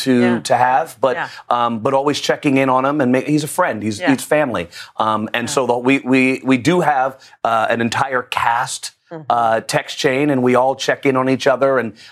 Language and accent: English; New York City, New York, United States; moved away; also born or lived in Trinidad (ancestry); I grew up in the Bronx